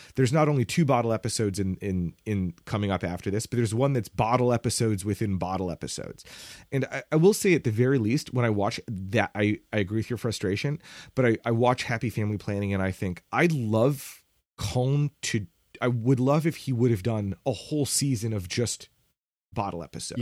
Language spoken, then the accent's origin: English; United States; my specific experience as an American